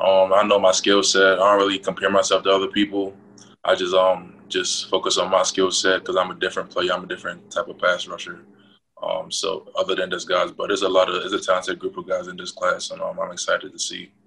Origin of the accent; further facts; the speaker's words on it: Baltimore, Maryland, United States; Yeah, I grew up in Baltimore in the Randallstown area.